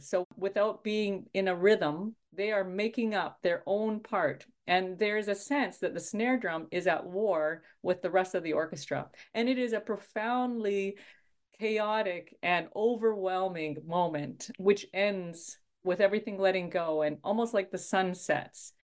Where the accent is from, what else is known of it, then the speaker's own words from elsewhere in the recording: Saskatchewan, Canada; I grew up in Midwest Canada in a province called Saskatchewan. And I grew up in a small town